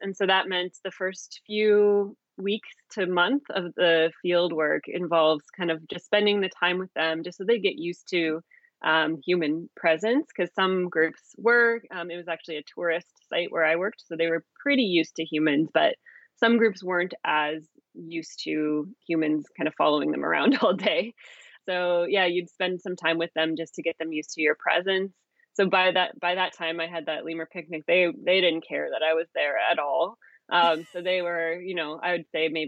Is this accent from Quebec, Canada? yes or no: no; Calgary, Alberta, Canada; the Calgary Zoo in Alberta, Canada, where I'm from.